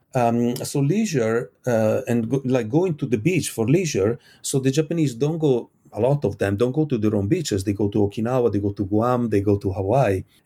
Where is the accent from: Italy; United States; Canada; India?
Italy; I come from Italy.